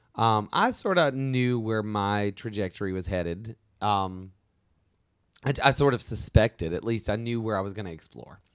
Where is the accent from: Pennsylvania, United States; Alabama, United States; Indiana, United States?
Alabama, United States; moved away; we're both from Alabama